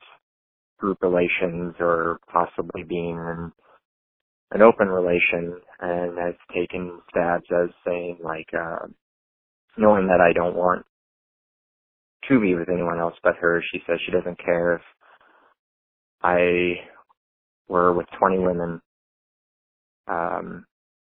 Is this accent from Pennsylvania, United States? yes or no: no; Iowa, United States; I'm from Iowa.